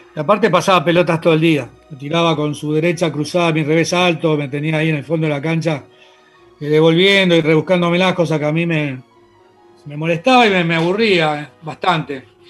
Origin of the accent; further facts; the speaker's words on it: Argentina; also born or lived in Spain; Viví acá desde los tres años hasta hoy